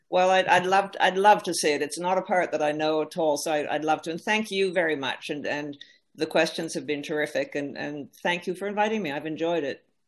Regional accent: Canada; as a Canadian

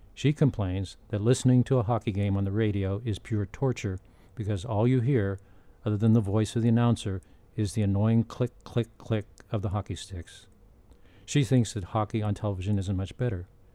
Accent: Pittsburgh, Pennsylvania, United States; now in Southern Illinois, United States; When I was growing up in Pittsburgh in the nineteen fifties

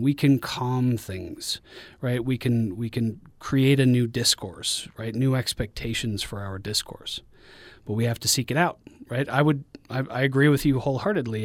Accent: Guadalajara, Jalisco, Mexico; moved away; also born or lived in Denver, Colorado, United States; I'm from Denver, Colorado, but I grew up in, in Guadalajara, Mexico for many of my formative years

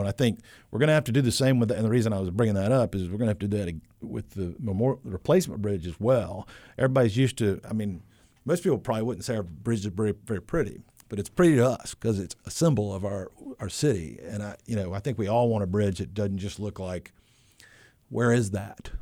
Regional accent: High Point, North Carolina, United States; now in Wilmington, United States; I grew up in the Piedmont.

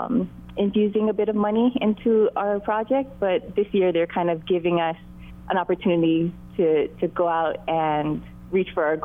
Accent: Maui, Hawaii, United States; my husband and I were both born and raised on Maui

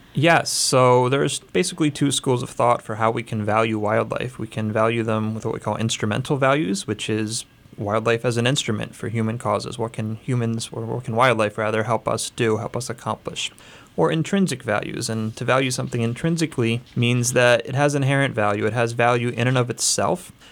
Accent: Lehigh Valley, Pennsylvania, United States; I grew up here in the Lehigh Valley

